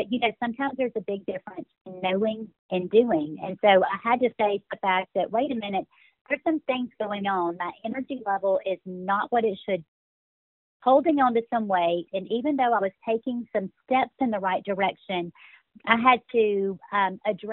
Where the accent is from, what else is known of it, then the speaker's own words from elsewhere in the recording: Birmingham, Alabama, United States; accent: Southern; also born or lived in Texas; now in Dallas area, Texas, United States; I grew up in Birmingham, Alabama, so I'm an Alabama girl